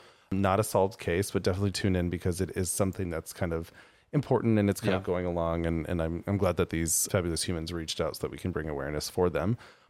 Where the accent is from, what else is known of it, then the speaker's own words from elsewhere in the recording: United States; I'm not British. I was born in America.